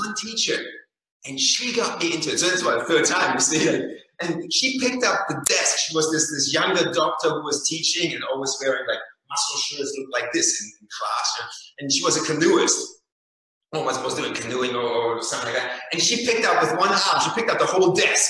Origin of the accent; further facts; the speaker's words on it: Germany; moved away; I grew up in Germany